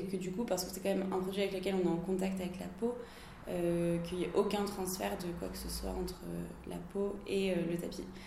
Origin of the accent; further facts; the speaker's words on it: Lille, Hauts-de-France, France; now in Paris, France; moi je suis lilloise